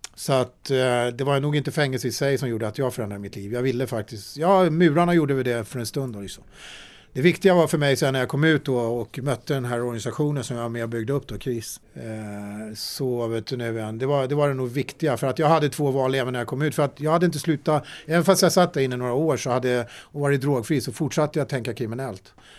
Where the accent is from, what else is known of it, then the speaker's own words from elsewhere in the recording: Sweden; jag föddes faktiskt i Sverige med ett finländskt pass